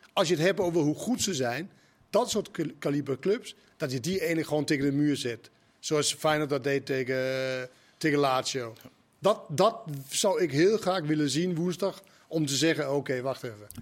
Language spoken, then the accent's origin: Dutch; Denmark; Dutch is a second language; moved away as an adult; also born or lived in Maastricht; now in Netherlands; we komen dan uit Denemarken